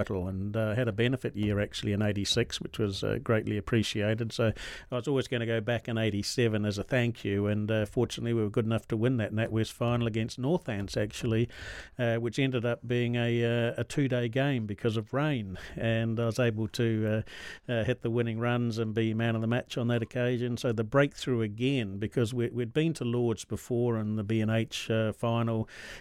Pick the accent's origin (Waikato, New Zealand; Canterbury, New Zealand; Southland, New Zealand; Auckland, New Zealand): Canterbury, New Zealand; Christchurch; I'm a Kiwi. born and bred in Christchurch, New Zealand